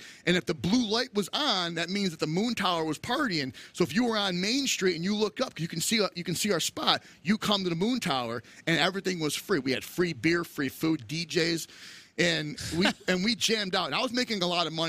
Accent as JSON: {"language": "English", "region": "New York", "country": "United States", "also_born_or_lived": "Colorado", "moved": "as an adult", "said": "we're from New York."}